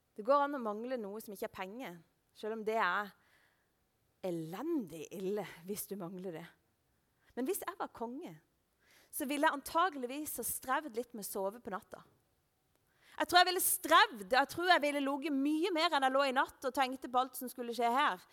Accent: Lista, Agder, Norway; jeg er fra Lista, og der er det sau overalt

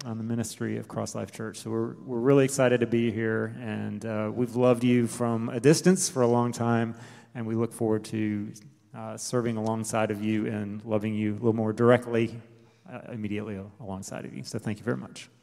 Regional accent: Delaware, United States; moved away as an adult; also born or lived in South Carolina; I'm originally from Delaware, uh, born and raised in a Christian home and a Baptist church there

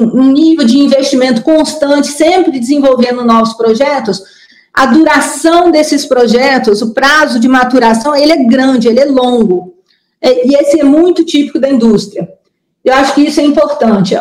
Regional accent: Brazil; nossos assim fantasmas como brasileiros

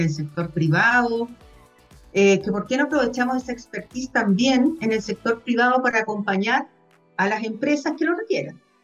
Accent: Viña del Mar, Valparaíso, Chile; moved away; also born or lived in Concepción; yo originalmente soy de Viña

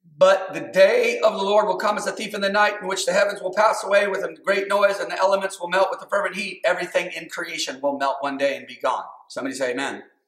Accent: United States; I'm American

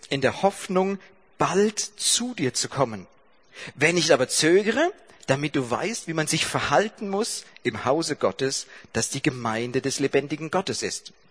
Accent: Baden-Württemberg, Germany; Ja, ich komme aus Baden-Württemberg und ihr habt diese Lehrplandiskussion mitgekriegt.

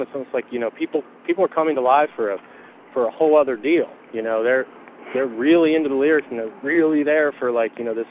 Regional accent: York, Pennsylvania, United States; I'm from York, Pennsylvania

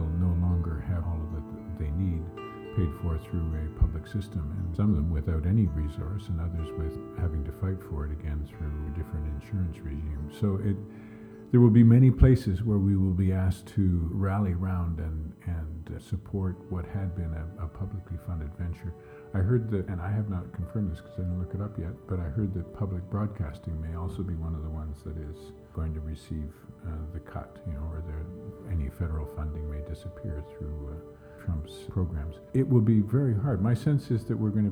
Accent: Canada

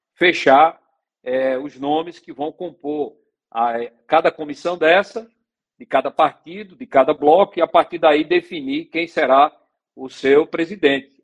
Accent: Águas Belas, Pernambuco, Brazil; eu sou de Águas Belas

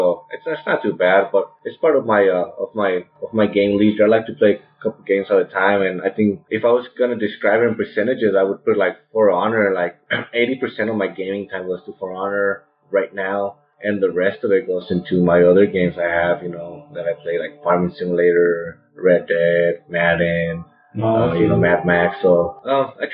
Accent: Mexico; moved away; we're both from Mexico

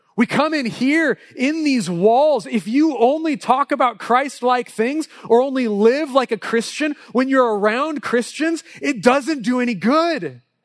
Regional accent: Southern California, United States; I grew up in Southern California and my dad was a Dodger fan.

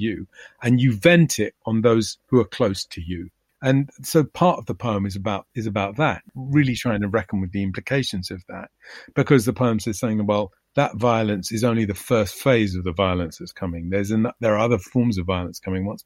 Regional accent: London, United Kingdom; I grew up in London, and I knew that there were huge areas of the city that I could not go

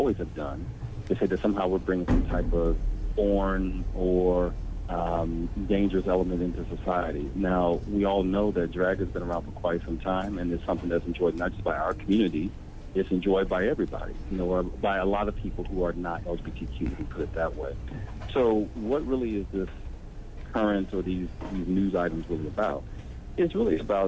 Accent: United States; I'm an American.

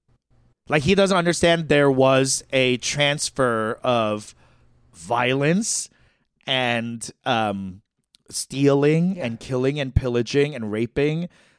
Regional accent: United States; Americans, we didn't speak English either.

